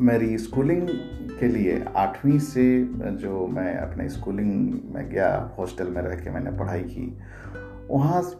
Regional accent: Chhota Bambo, Jharkhand, India; now in Mumbai, India; मेरा गांव जो है छोटा बम्बो वो झारखंड के एक बहुत ही पिछड़े इलाके को बिलोंग करता है जमशेदपुर सिटी से करीब 75 किलोमीटर दूर है सो मेरा बचपन वहीं गुजरा करीब सातवीं क्लास तक मैं अपने गांव के और बगल वाले गांव के स्कूल में पढ़ा

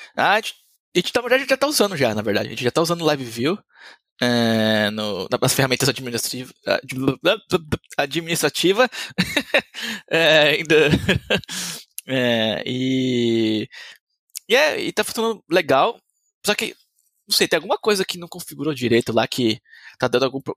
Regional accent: Diadema, São Paulo, Brazil; E eu sou brasileiro, nasci em Diadema, em, em São Paulo.

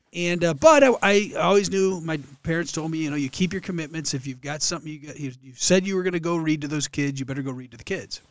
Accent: Allen Park, Michigan, United States; moved away as an adult; now in Columbus, United States; I grew up in Allen Park. Uh, it's a southwest Detroit suburb next to Dearborn

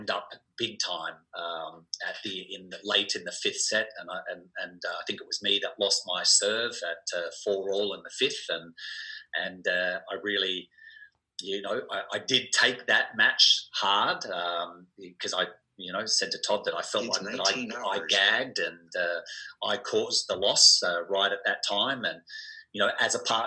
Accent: Adelaide, South Australia, Australia; growing up in Adelaide

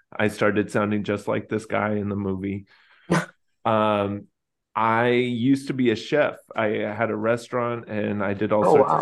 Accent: Texas, United States; I grew up in Texas

